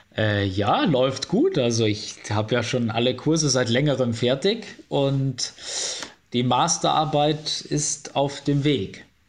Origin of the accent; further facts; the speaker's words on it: Bavaria, Germany; moved away as an adult; now in Cologne, Germany; Bayern wird immer meine Heimat bleiben, aber Köln ist auf jeden Fall Wahlheimat geworden